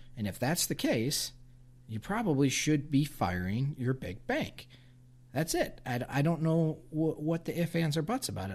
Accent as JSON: {"language": "English", "country": "United States", "said": "us as, as, as American consumers and business owners"}